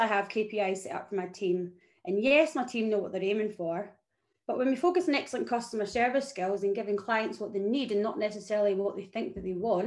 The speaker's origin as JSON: {"language": "English", "region": "Scotland", "country": "United Kingdom", "moved": "as an adult", "lives_now": "Melbourne, Australia", "said": "I am Scottish"}